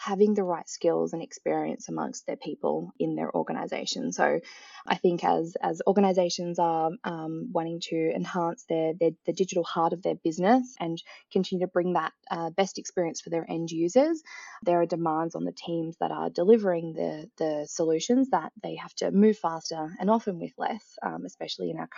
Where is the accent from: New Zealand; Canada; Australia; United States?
Australia; accent: Australian; also born or lived in Melbourne, Australia; As you can tell by my accent as well, I'm also located in Melbourne, Australia